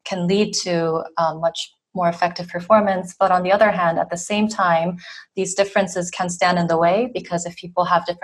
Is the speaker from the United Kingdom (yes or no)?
no; South Korea; moved away as an adult; also born or lived in Boston, United States; now in France; I'm from South Korea originally, but I spent a lot of time in the U.S. living and studying there, mostly in Boston for over 10 years.